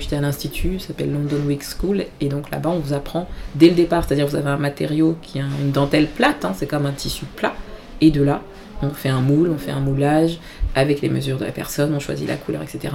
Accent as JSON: {"language": "French", "country": "Benin", "moved": "yes", "lives_now": "Paris, France", "said": "je suis euh, d'origine béninoise, je suis du Bénin"}